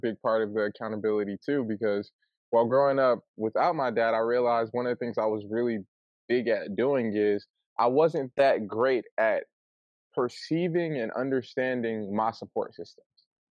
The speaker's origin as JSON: {"language": "English", "town": "Flint", "region": "Michigan", "country": "United States", "said": "I'm from Flint, Michigan"}